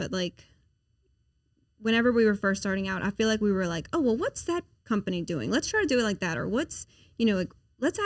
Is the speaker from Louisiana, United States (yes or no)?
yes; New Iberia, Louisiana, United States; now in Baton Rouge, United States; I'm from New Iberia